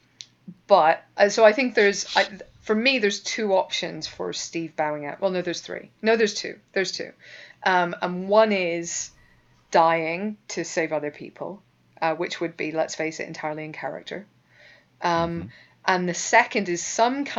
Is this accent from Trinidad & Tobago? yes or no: no; Northern Ireland, United Kingdom; moved away; I'm Northern Irish